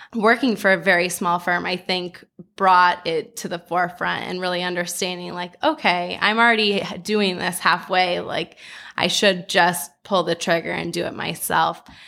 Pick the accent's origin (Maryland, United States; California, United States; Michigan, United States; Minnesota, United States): California, United States; Los Angeles; also born or lived in New York; live somewhere outside of Los Angeles, having been born and bred here